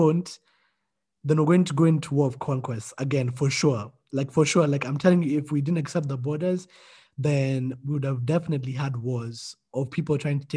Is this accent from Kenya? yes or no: yes; Kenya; I'm just a Kenyan by nationality